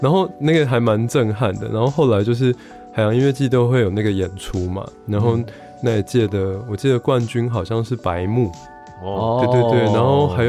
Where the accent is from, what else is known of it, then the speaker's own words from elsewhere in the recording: Kaohsiung, Taiwan; moved away as an adult; now in Taipei, Taiwan; 因为我们都是高雄人嘛